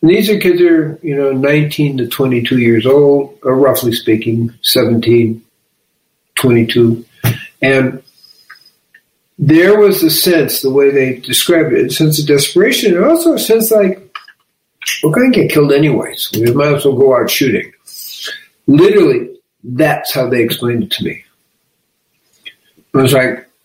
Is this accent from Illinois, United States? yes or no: yes; Chicago, Illinois, United States; I'm from Chicago.